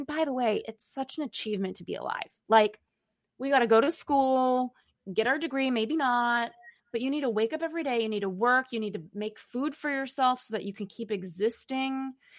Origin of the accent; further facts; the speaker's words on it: Los Angeles, California, United States; now in New York City, United States; I grew up in Los Angeles and now I live in New York City.